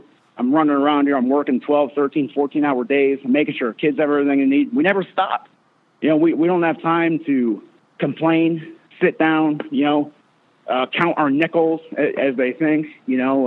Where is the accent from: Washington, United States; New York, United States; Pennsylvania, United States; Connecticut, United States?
Pennsylvania, United States; Northampton; moved away as an adult; now in Lubbock, United States; I'm from Pennsylvania. I'm a Northampton Concrete kid.